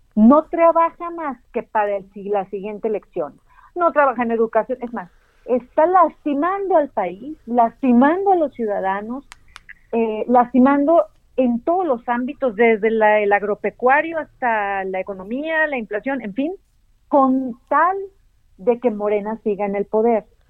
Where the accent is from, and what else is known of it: Mexico